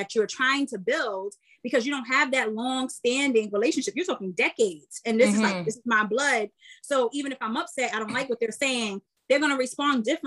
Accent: New York City, New York, United States; we're from East New York.

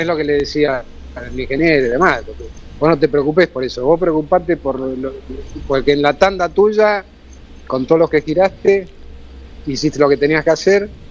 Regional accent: Argentina; como argentino

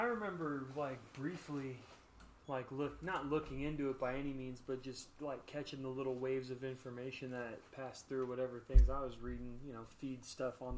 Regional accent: Las Vegas, Nevada, United States; also born or lived in Southern California; growing up in Las Vegas

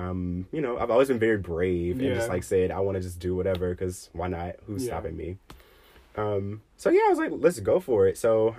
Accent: Birmingham, Alabama, United States; moved away as an adult; now in Washington, D.C. area, United States; I'm from Alabama, born and raised in Birmingham, Alabama. If you're from the 205, shout out.

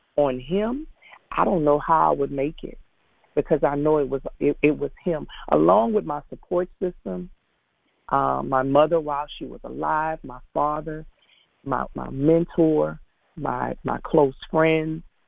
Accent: Lafayette, Louisiana, United States; now in Baton Rouge, United States; I was born and raised in Lafayette, Louisiana

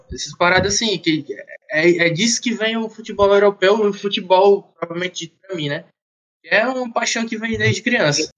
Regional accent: Fortaleza, Ceará, Brazil; Sou aqui natural de Fortaleza

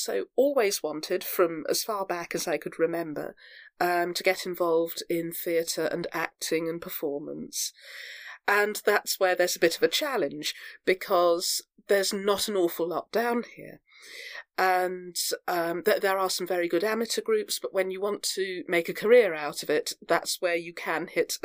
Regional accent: Devon, South West England, United Kingdom; I'm up here from Devon

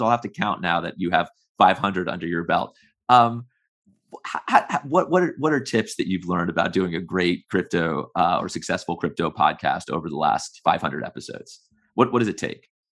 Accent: United States; I'm an American who's worked in the U S federal government for a very long time

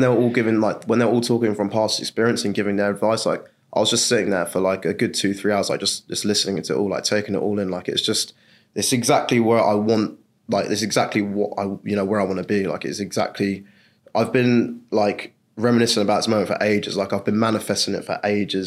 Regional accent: England, United Kingdom; I'm from England

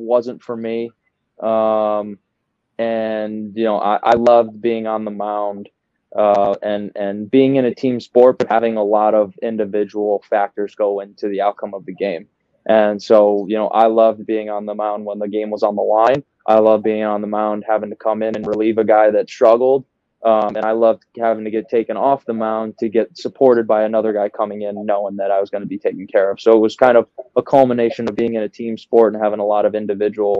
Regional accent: the Midwest, right outside of Chicago, Illinois, United States; accent: Midwest; moved away as an adult; also born or lived in New Jersey; born and raised in the Midwest, right outside of Chicago. So I might have a little bit Midwest in me

